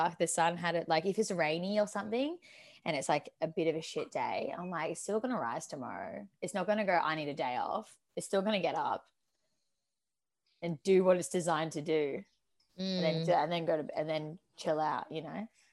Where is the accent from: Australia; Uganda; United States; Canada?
Australia; also born or lived in Torquay, Victoria; I am a human being labelled as Australian, living in Torquay, Victoria